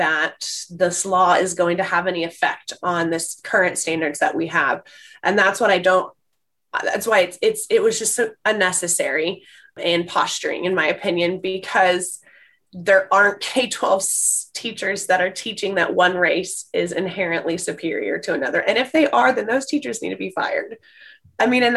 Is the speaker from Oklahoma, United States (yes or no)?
yes; Tulsa, Oklahoma, United States; Born and raised in Tulsa, Oklahoma